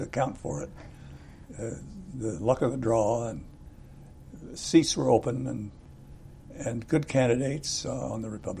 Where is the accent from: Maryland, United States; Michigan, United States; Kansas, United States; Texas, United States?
Kansas, United States; Lawrence; moved away as an adult; I was born in Lawrence and went to school there and went to the university there and then joined the Navy